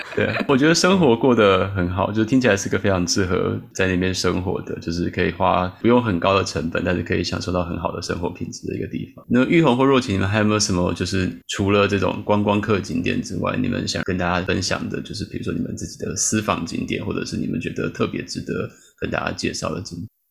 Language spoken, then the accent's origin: Chinese; Taiwan; moved away as an adult; also born or lived in St. Louis, United States; now in Chicago, United States; 我们过去在台湾长大